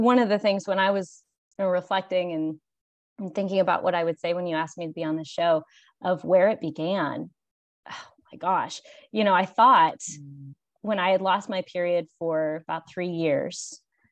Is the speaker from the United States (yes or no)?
yes; Pittsburgh, Pennsylvania, United States; moved away as an adult; now in Charleston, United States; I'm originally from Pittsburgh, Pennsylvania